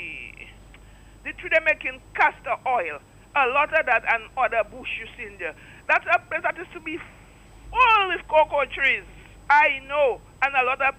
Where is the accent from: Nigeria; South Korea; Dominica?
Dominica; from the time I'm a child, I grew up in the Botanical Gardens